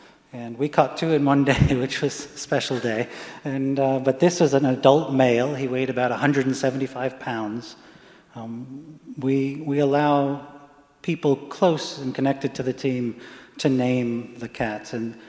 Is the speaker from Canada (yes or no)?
no; England, United Kingdom; born there; I was born in England, and you know, a successful, what I call a successful collaboration, American English collaboration.